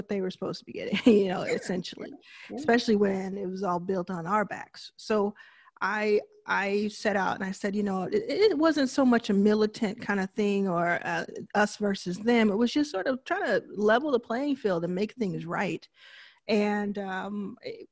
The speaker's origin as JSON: {"language": "English", "town": "Dallas", "region": "Texas", "country": "United States", "tie": "born or raised there", "also_born_or_lived": "Jackson, Mississippi", "moved": "as an adult", "said": "I was born in Jackson, Mississippi, raised in Dallas, Texas with my mother and my younger brother"}